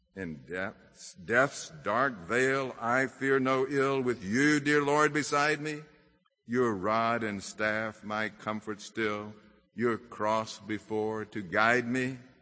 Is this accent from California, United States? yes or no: no; Mississippi, United States; I'm from Mississippi.